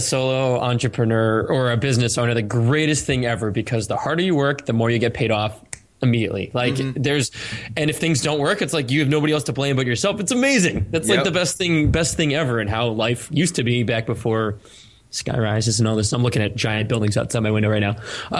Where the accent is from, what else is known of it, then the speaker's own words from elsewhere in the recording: Cape Cod, Massachusetts, United States; I used to like paint seashells when I grew up in Cape Cod with like Red Sox logos on the inside of them and sell them to my neighbors